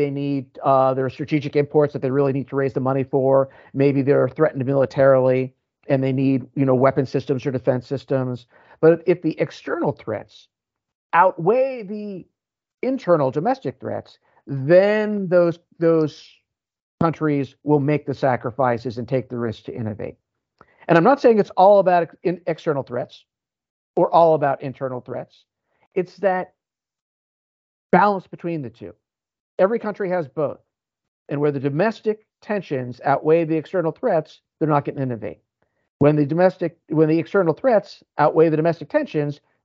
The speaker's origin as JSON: {"language": "English", "country": "United States", "said": "I'm American"}